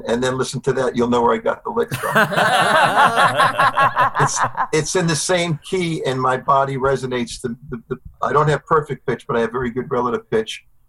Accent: New York City, New York, United States; now in Somers, New York, United States; I grew up in Sunset Park.

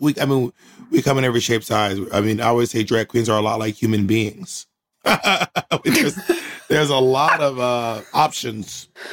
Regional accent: Columbus, Georgia, United States; also born or lived in Atlanta, Georgia; I grew up in um all over Georgia, all over the South really, but mostly Georgia.

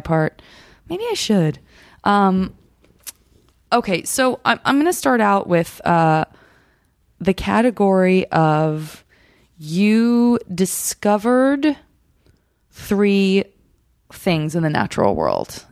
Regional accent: Arizona, United States; I'm from Arizona

